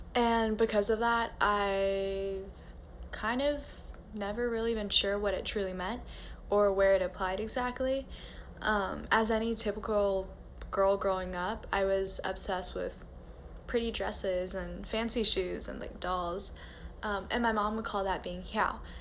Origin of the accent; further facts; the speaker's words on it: United States; I grew up in a very white part of my city as an Asian American